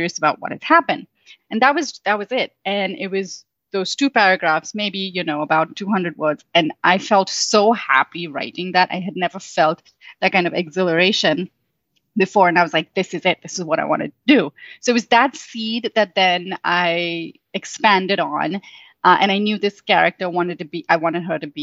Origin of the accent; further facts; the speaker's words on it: Mumbai, Maharashtra, India; moved away as an adult; now in United States; I'm Indian, and I grew up in Mumbai, India. I lived there my whole life. I've moved to the States only 9 years ago